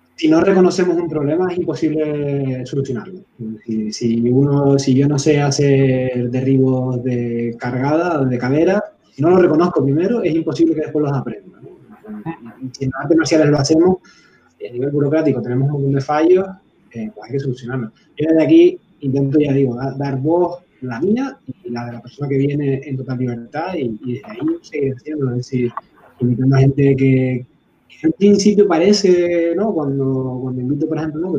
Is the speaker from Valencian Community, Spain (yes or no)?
no; Canary Islands, Spain; yo soy canario, eh, es verdad que a lo mejor no soy el más canario de los canarios